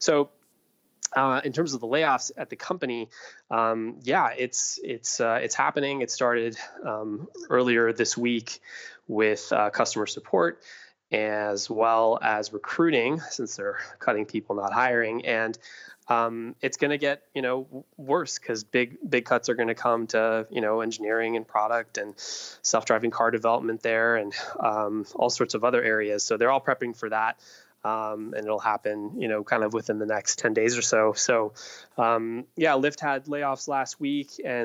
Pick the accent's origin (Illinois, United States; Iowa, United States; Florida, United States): Iowa, United States; I grew up in Iowa